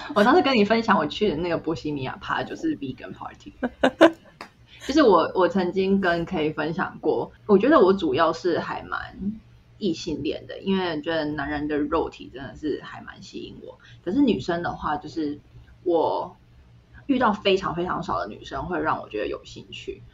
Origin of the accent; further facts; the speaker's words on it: Taiwan; moved away; 然后我说，哦，台湾